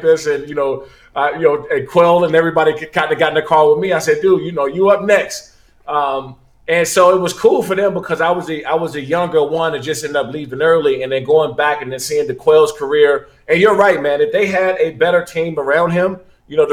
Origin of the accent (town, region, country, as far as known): Maryland, United States; also born or lived in Washington, D.C.